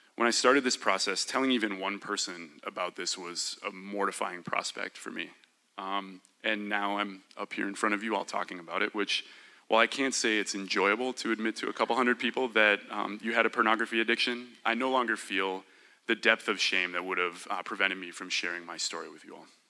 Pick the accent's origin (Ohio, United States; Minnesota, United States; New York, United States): Minnesota, United States; I was born and raised in Minnesota